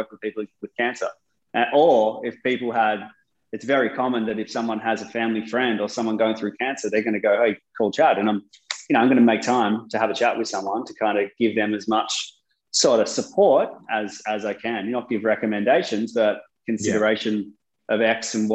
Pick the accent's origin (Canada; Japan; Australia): Australia; Sydney, New South Wales; also born or lived in United Kingdom; I grew up in Sydney